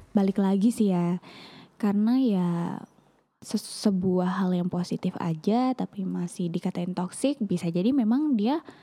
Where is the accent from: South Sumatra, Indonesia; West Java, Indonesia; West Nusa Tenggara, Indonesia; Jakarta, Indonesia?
West Nusa Tenggara, Indonesia; East Lombok; moved away; aku kan karena memang yang anak Lombok terus aku juga anak Lombok Timur gitu loh bukan yang di kota